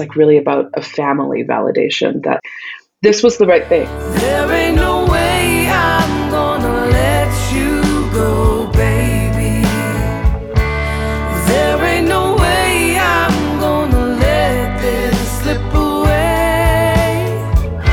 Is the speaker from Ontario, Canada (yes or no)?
no; Northern Alberta, Canada; Growing up in Northern Alberta as a Native girl